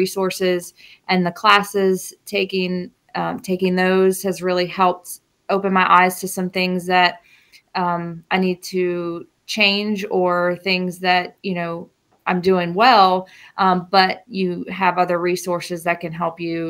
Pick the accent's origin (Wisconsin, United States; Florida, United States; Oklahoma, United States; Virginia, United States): Virginia, United States; Rappahannock County; I am from Rappahannock County, so I am back in my hometown